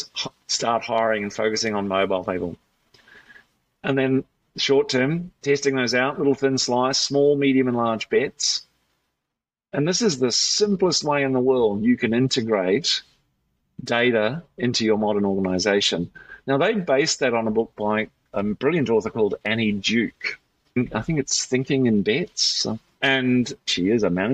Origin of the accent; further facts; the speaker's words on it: New Zealand; accent: Kiwi; now in Australia; So I'm a Kiwi, so the word's hard to say.